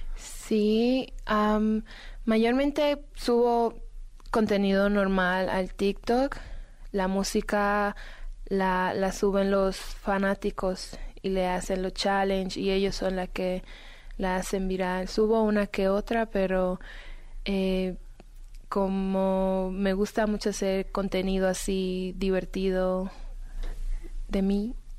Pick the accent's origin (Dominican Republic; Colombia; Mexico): Dominican Republic; yo soy dominicana